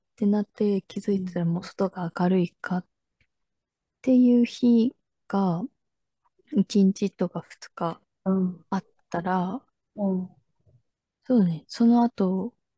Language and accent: Japanese; Japan; 日本人だから